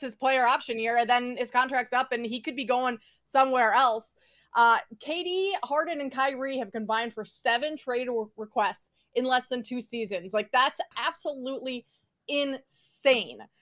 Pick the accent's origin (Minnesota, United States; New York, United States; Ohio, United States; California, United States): Minnesota, United States; I grew up in Minnesota, land of ten thousand lakes.